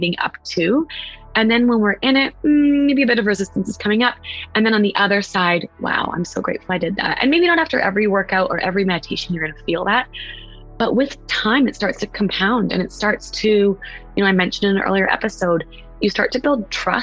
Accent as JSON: {"language": "English", "region": "West Coast", "country": "United States", "moved": "yes", "lives_now": "East Coast, United States", "said": "I'm from the West Coast, but I live on the East Coast"}